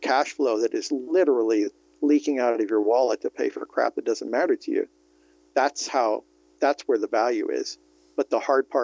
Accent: California, United States; also born or lived in Vermont; Born and raised in California

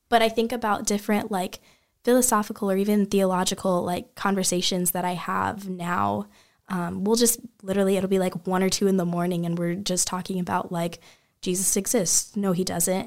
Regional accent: Kansas City, Missouri, United States; I'm from Kansas City, Missouri originally. Um, Missouri, not Kansas.

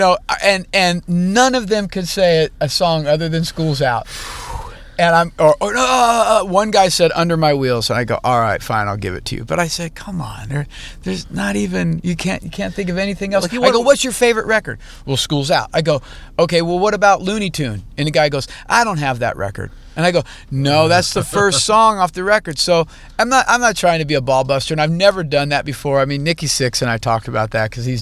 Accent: United States; growing up in Lake Tahoe

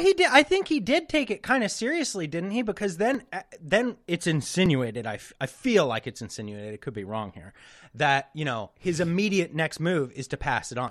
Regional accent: West Coast, United States; super from the West Coast. Like I'm like super West Coast. You can't get much more West Coast than me.

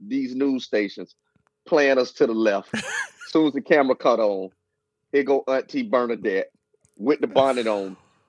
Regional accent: Moncrief, Florida, United States; I'm from Moncrief.

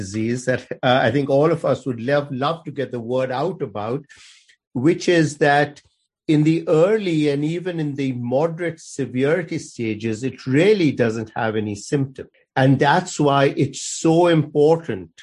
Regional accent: India; moved away as an adult; also born or lived in Aberdeen, Scotland; now in Chapel Hill, United States; I grew up in India and went to medical school in India.

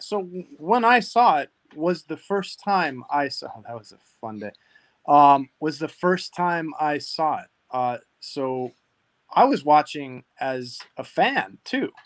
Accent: Hawaii, United States; now in Southern California, United States; I am from Hawaii

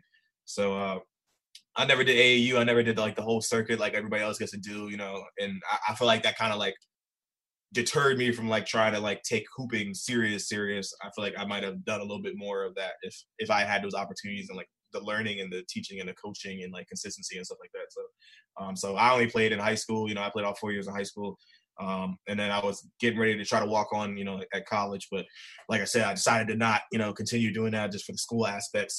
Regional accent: Baltimore, Maryland, United States; also born or lived in Philadelphia; So I pretty much grew up in Baltimore. I was actually born in Philly first, but I moved out here when I was like seven

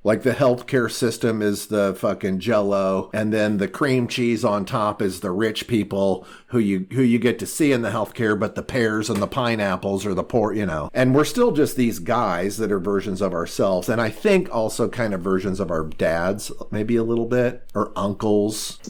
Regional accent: Indiana, United States; We're, we're both from Indiana.

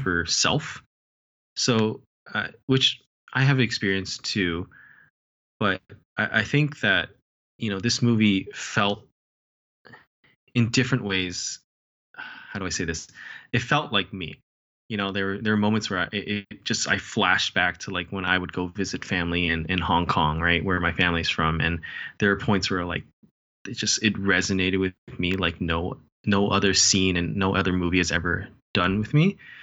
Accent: United States; I'm Asian American, I'm Chinese American

